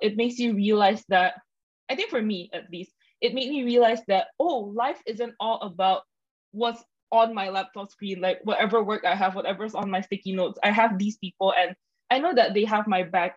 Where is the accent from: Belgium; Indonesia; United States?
Indonesia; moved away as an adult; now in Singapore; I'm from Indonesia, so I moved over to Singapore